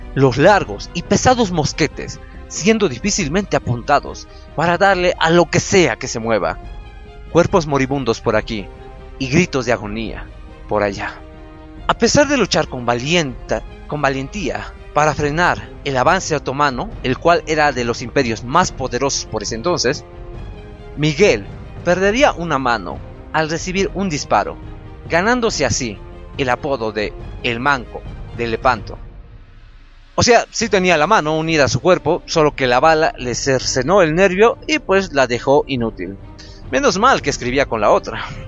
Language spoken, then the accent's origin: Spanish; Potosí, Bolivia; no es que yo sea de La Paz, yo soy de Potosí.